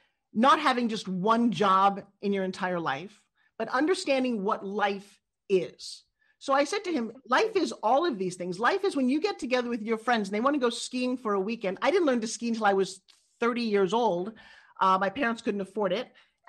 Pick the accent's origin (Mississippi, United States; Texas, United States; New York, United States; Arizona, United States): New York, United States; accent: New York; Actually, my original accent comes from New York. So I grew up talking like this.